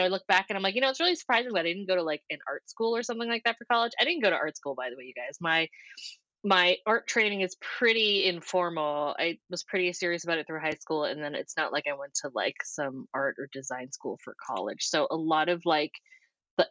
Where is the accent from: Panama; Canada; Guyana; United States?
United States; New Hampshire; moved away as an adult; also born or lived in Scotland; now in Los Angeles, United States; I'm born and raised in New Hampshire